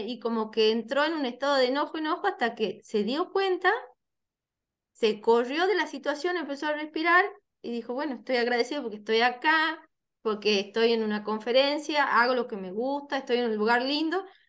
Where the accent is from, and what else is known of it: Tucumán, Argentina; born or raised there